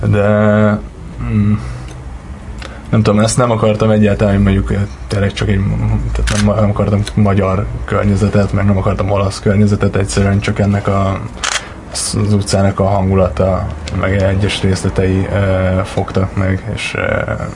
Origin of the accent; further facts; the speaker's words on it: Miskolc, Borsod-Abaúj-Zemplén, Hungary; Igazából Miskolcon születtem, és uh, itt is nőttem